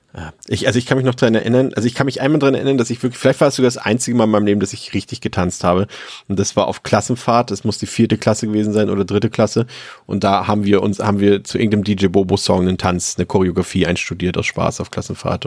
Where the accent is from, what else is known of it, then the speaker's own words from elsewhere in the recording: Mecklenburg-Vorpommern, Germany; bei uns in Mecklenburg-Vorpommern und auf dem Dorf